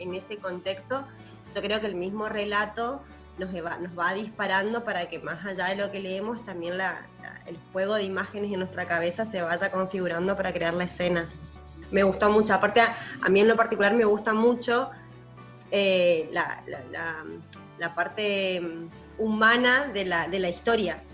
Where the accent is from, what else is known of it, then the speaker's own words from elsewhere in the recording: Argentina; nosotros que somos argentinos y estamos, estudi estamos criados y, educados en una cultura argentina